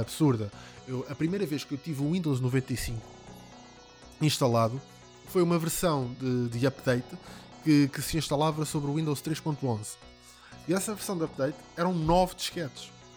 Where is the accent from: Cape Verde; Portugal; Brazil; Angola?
Portugal; Ramada, Lisbon; nós somos da mesma zona, eu sou da Ramada